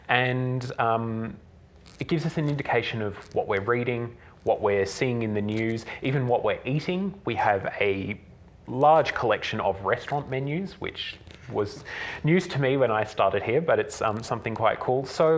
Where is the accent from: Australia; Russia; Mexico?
Australia; It's published in Australia. I'm Australian. The theme is Australian.